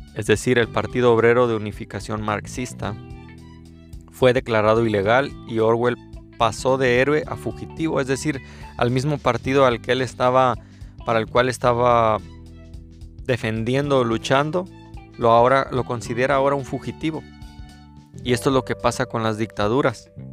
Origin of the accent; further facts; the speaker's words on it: Mexico; soy mexicano